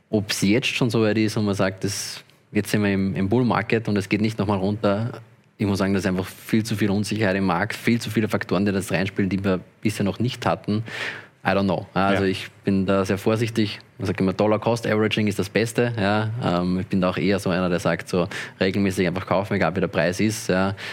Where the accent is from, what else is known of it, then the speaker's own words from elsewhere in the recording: Austria; wenn ich als Österreicher auf Binance trader, dann muss Binance alle Daten an die französischen Behörden melden und die französischen müssen das teilen mit den österreichischen.